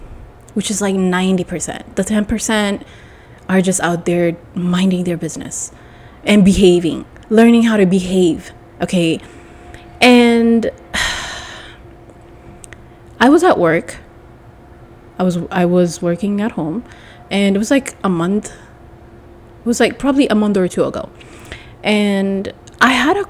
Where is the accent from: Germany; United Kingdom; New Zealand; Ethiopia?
Ethiopia; I'm from Ethiopia